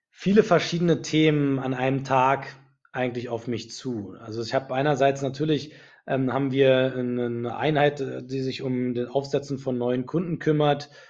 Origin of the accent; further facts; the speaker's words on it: Berlin, Germany; now in Munich, Germany; Ich komme ursprünglich aus Berlin, und äh, habe dort Wirtschaftsingenieur studiert an der TU Berlin und bin äh, nach meinem Studium direkt nach München gegangen